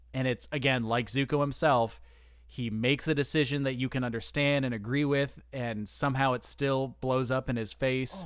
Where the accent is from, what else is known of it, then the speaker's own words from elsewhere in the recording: United States; I'm an American